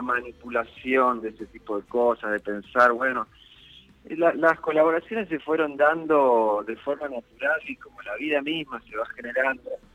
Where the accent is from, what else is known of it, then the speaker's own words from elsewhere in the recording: Concordia, Entre Ríos, Argentina; moved away; also born or lived in Rosario; nací en Rosario, pero me crié, tuve toda mi infancia y mi adolescencia en, Concordia.